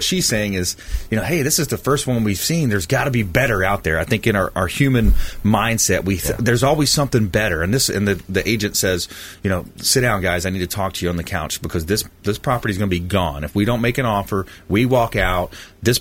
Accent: LaBelle, Florida, United States; My hometown, LaBelle, Port LaBelle

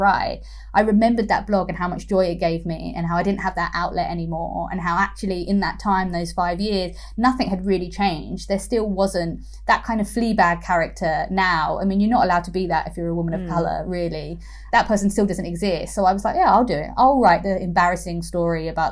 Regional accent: London, United Kingdom; I grew up in East London

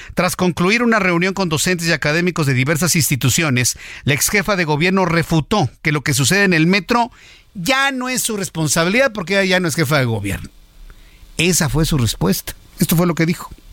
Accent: Mexico; en México nos gusta mucho la porra

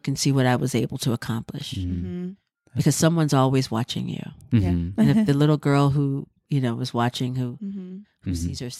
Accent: Durham, North Carolina, United States; It was just really wonderful to know that I had a history that I mm-hmm. had found in my hometown and didn't mm-hmm. even know dance was that powerful in Durham.

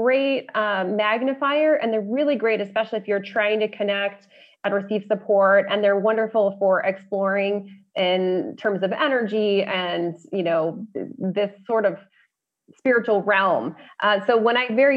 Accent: Colorado, United States; also born or lived in Las Vegas / California; I'm from Colorado, so there are a lot of those kinds of roads in Colorado.

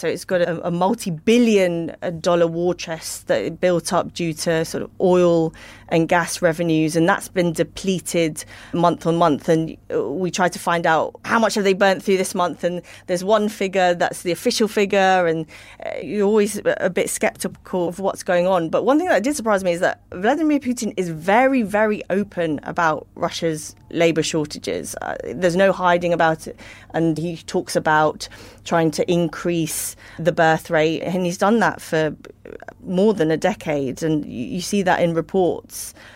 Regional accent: United Kingdom; as a Brit

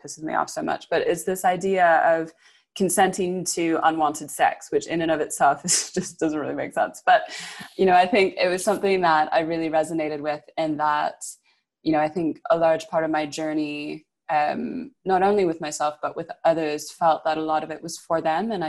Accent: Canada; now in United Kingdom; moving to the UK and growing up in Canada

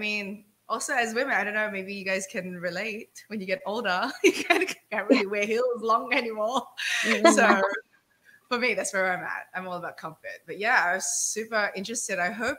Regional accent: Australia; now in Philippines; I'm also from Australia

